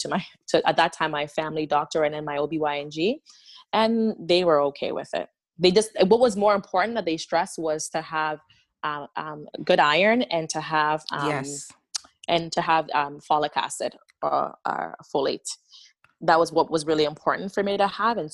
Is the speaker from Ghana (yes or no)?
yes; Ghana; moved away; I was born and raised in Ghana